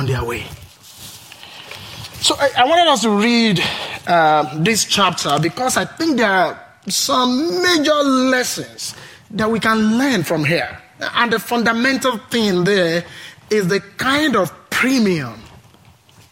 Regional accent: Nigeria; now in Pullman, United States; I'm originally from Nigeria, from a tribe called Yoruba

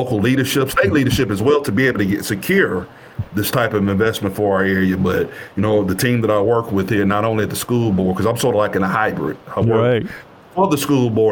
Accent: West Tennessee, United States; moved away as an adult; also born or lived in North Texas; the district that I'm from, you know, this is my hometown, my home district

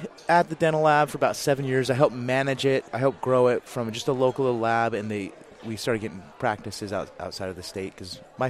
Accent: Utah, United States; I'm from Utah.

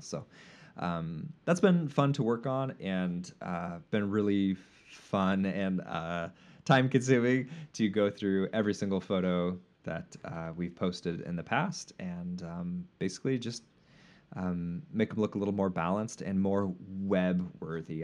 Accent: United States

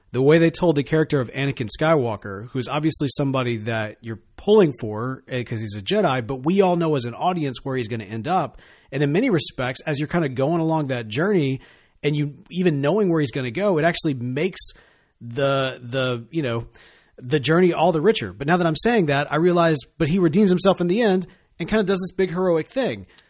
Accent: Mississippi, United States; I grew up here in Mississippi

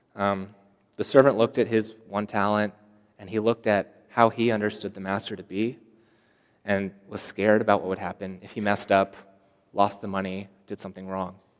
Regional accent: Seattle, Washington, United States; moved away as an adult; I come all the way from Seattle, Washington, so that's kind of far away.

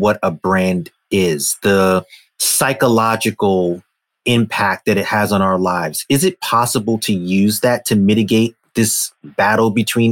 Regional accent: New York City, New York, United States; I'm a kid from Brooklyn

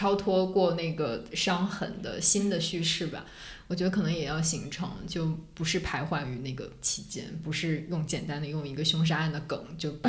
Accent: Northeast China, China; 作为一个口音都没有东北口音的人

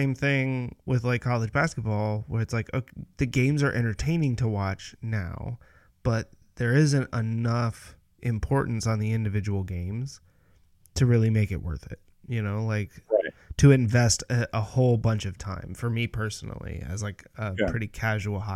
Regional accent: United States; growing up in the United States

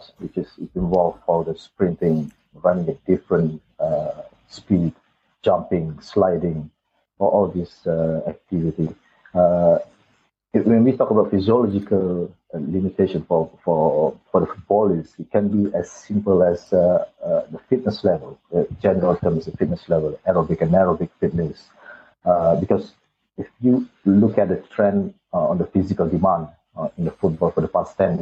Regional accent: Malaysia; moved away as an adult; also born or lived in United Kingdom / Doha, Qatar / Singapore; I'm Malaysian.

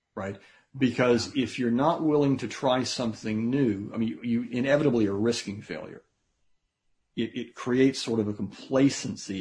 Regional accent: United States; I'm an American

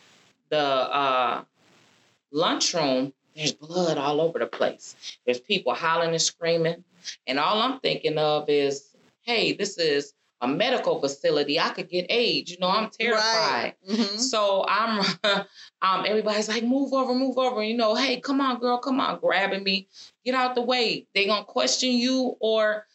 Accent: Minnesota, United States; I was in from Minnesota

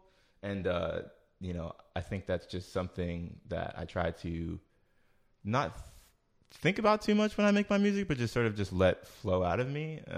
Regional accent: New Jersey, United States; also born or lived in Philadelphia, Pennsylvania; I was born in Philly, but I was raised in Jersey. You know what I mean? I was just born in Philly because of like, you know, my mom having a doctor there essentially.

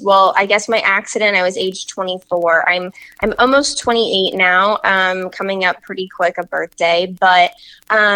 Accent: Peoria, Illinois, United States; I had lived in the same community literally my whole life. I'm from Peoria, Illinois

